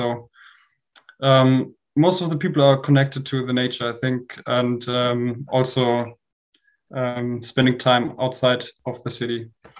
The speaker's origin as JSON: {"language": "English", "town": "Munich", "region": "Bavaria", "country": "Germany", "said": "I'm from Munich, as already mentioned, and I'm studying physics at the Technical University of Munich."}